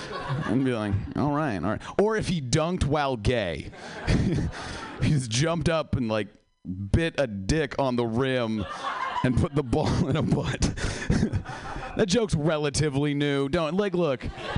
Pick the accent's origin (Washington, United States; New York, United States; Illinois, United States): Washington, United States; Seattle; Yeah, I am from Seattle. I came all the way down here for this.